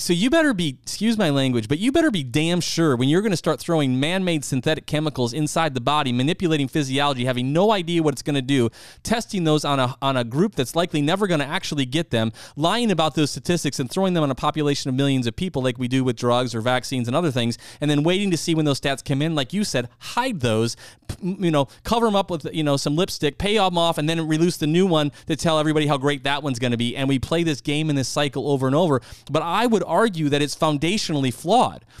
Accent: South Dakota, United States; moved away; I'm originally from the Midwest, South Dakota

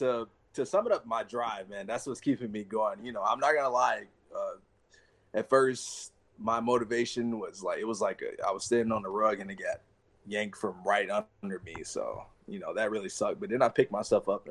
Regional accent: Chicago, Illinois, United States; moved away as an adult; I'm from Chicago, so I spent 22 years of my life there

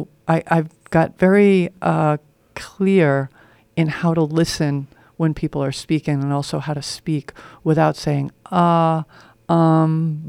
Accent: New York, United States; I grew up in New York, where people talk fast, move fast.

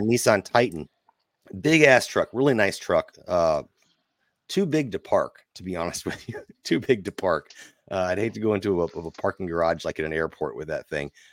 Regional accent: Nashville, Illinois, United States; also born or lived in Mount Vernon, Illinois / Pinckneyville, Illinois; I was born there, but I grew up around Nashville

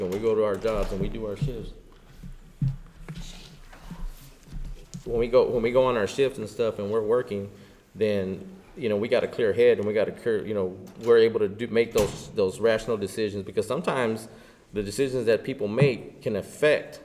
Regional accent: Lubbock, Texas, United States; now in Fort Worth, United States; I'm from Lubbock. I'm originally from Lubbock, West Texas, okay? And I'm actually from outside of Lubbock

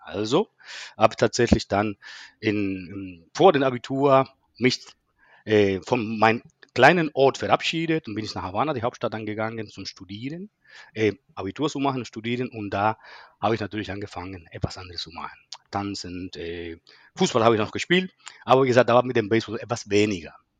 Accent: Cuba; German is a second language; moved away as an adult; also born or lived in Berlin; now in Germany; meine Herkunft. Ich komme aus Kuba

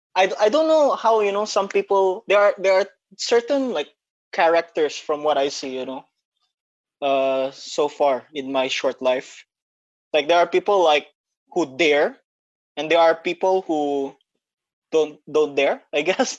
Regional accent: Batam, Riau Islands, Indonesia; moved away as an adult; also born or lived in Philippines; now in Singapore; I was raised in Indonesia in Batam

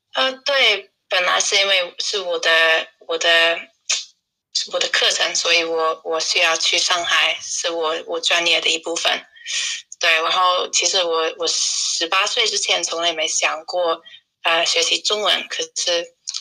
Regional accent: United Kingdom; Chinese is a second language; also born or lived in Shanghai, China / Tainan, Taiwan / Leeds; 我来自英国，现在我在布莱顿，呃，因为英国都在封城

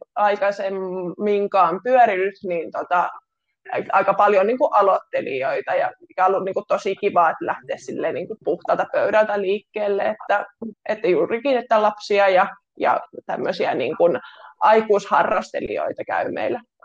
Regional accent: Kitee, North Karelia, Finland; now in Lappeenranta, Finland; olen kotoisin Kiteeltä tuota Pohjois-Karjalasta ja tällä hetkellä asun täällä Lappeenrannassa

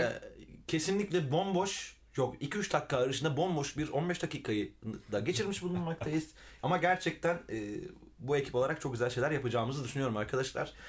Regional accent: Milas, Muğla, Turkey; moved away as an adult; also born or lived in Fethiye; now in Izmir, Turkey; Milas'ta doğdum büyüdüm.

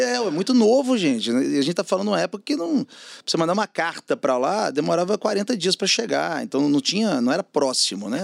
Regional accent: Belo Horizonte, Minas Gerais, Brazil; moved away as an adult; now in São Paulo, Brazil; eu sou mineiro, né, cara, Belo Horizonte.

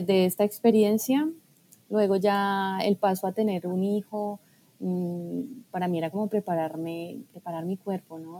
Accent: Colombia; moved away as an adult; also born or lived in Barcelona; empecé eh, pues mis estudios en Colombia, que fue donde yo nací, y allí fue donde empecé a estudiar

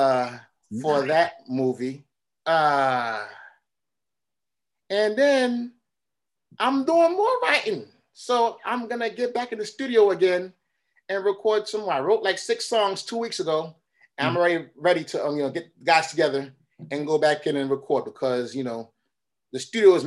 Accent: New York City, New York, United States; I was born and raised in Brooklyn, but my parents are from Haiti

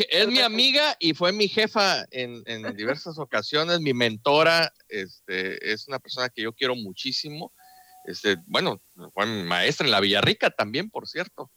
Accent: Veracruz, Mexico; así somos los veracruzanos

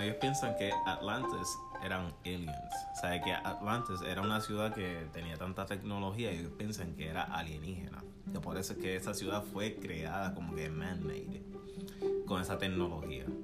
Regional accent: Puerto Rico; accent: boricua; somos boricuas.

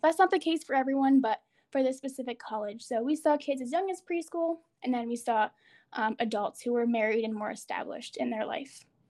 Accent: United States; as an American

